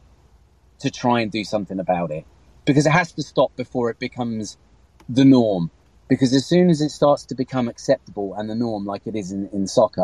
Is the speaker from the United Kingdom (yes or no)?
yes; England, United Kingdom; I grew up watching football in England